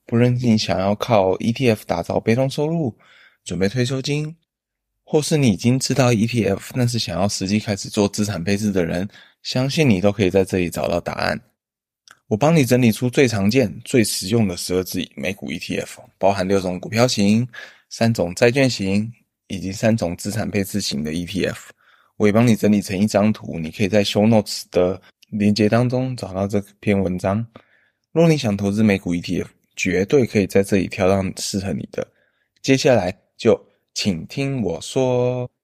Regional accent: Taiwan; 我们台湾人

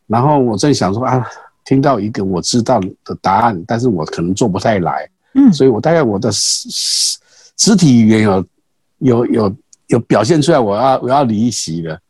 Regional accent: Pingxi, New Taipei, Taiwan; 我是平西人。嗯。在我们那个年代的时候，平西的妈，阿嬷的妈妈哦，都嗯。 都会做这些东西，让小孩子玩，因为我们很穷

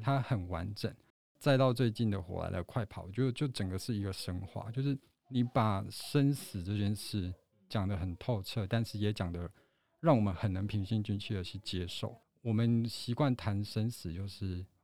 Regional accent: Taiwan; 我们台湾人的个性可能是代代相传下来的，我们很遵守传统这件事

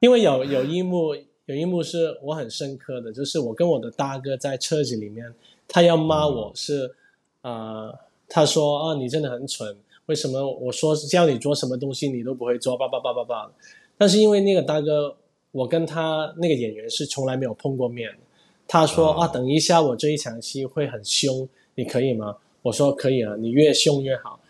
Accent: Hong Kong; 我是来自香港的

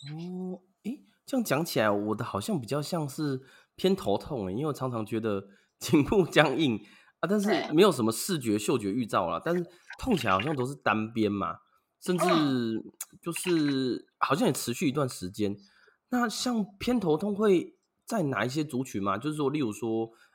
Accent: Yuanlin, Changhua County, Taiwan; 我的故乡，就是园林啦

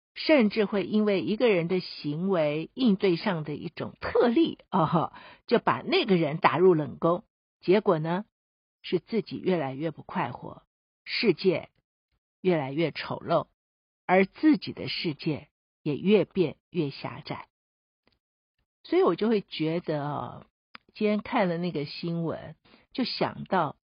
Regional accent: Taiwan; 我们自己住在台湾的人，我们台湾人

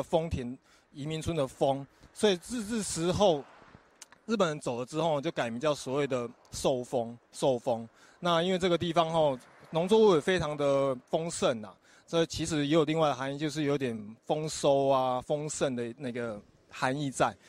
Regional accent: Taiwan; 我们台湾人

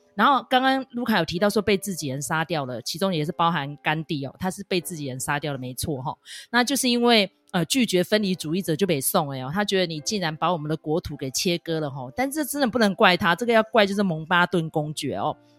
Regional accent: Taiwan; 我们是台湾人

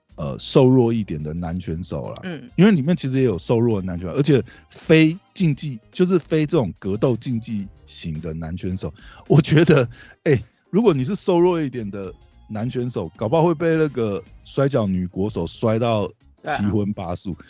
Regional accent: Taiwan; 我们台湾人

